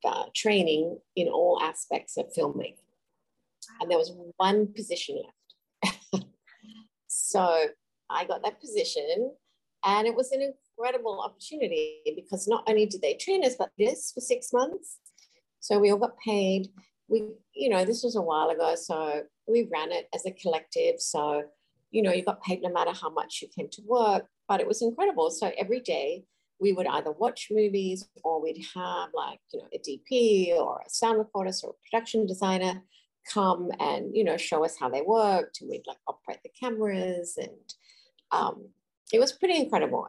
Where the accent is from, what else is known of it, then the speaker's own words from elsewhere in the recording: Adelaide, South Australia, Australia; moved away as an adult; also born or lived in Sydney, Australia; I grew up in Adelaide, which is in the southern part of Australia, and I moved to Sydney